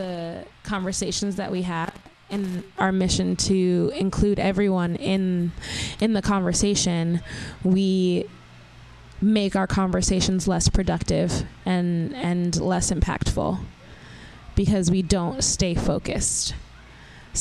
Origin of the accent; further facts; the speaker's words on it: New York City, New York, United States; I grew up in Southside Jamaica, Queens